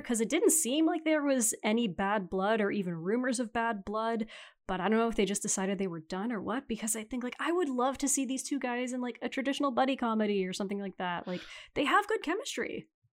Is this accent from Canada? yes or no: yes; Canada